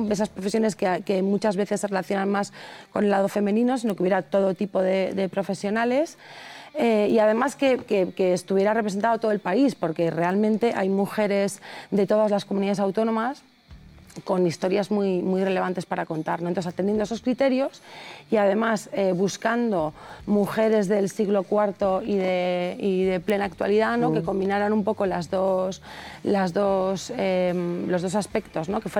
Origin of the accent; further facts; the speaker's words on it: Madrid, Community of Madrid, Spain; somos madrileños, sí.